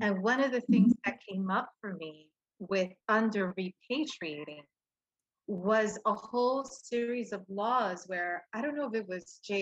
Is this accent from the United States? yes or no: yes; New York City, New York, United States; moved away as an adult; now in Puerto Rico; I was born and raised in Brooklyn